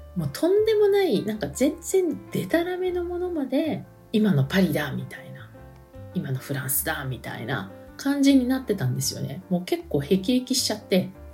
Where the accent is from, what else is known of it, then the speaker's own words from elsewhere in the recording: Japan; now in France; 私も移民なんですね。日本の国籍を持った移民なんですけども